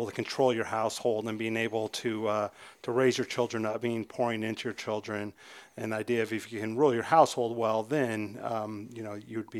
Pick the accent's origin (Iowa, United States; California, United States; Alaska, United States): Alaska, United States; moved away; I was not raised here. I was raised up in Alaska, and the church I was raised in actually did have elders.